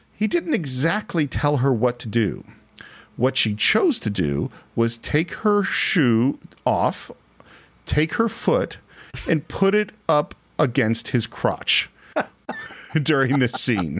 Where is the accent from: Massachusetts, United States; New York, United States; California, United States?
California, United States; growing up in California at the time that I've grown up